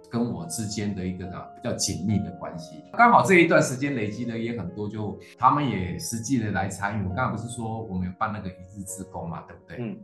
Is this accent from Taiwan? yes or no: yes; Taiwan; also born or lived in Taipei; 我们是从台湾这块土地出来的